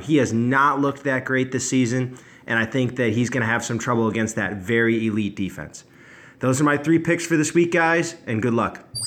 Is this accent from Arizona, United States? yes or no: no; Michigan, United States; I am from Michigan, but my mother is pure Boston